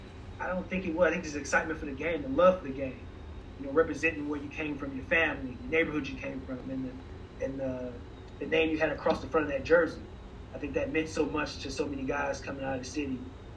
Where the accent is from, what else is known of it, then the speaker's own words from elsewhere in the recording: Chicago, Illinois, United States; just the excitement, you know, the buzz around our city, you know, Chicago, you know, New York, you know, LA, I guess those major cities, you know, especially during my era growing up